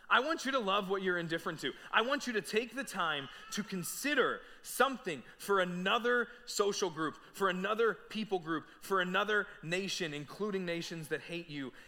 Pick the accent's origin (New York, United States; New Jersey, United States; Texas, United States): New Jersey, United States; we were born and raised in South Jersey, right outside of Philadelphia